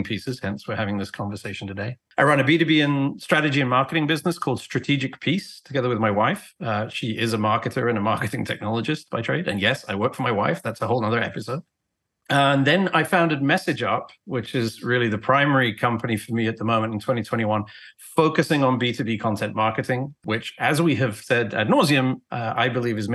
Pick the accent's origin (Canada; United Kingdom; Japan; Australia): United Kingdom; England; moved away as an adult; now in United States; I was born and raised in England, traveled around the world. I've been in the US since 2001